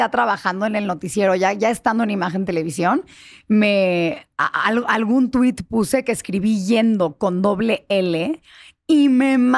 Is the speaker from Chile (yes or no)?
no; Mexico; also born or lived in United States; ya llevo la mitad de mi vida viviendo en México, pues ya me siento yo totalmente, digo, soy mexicana de padres mexicanos, ¿no? Pero me siento yo en realidad mucho más mexicana que estadounidense por mucho.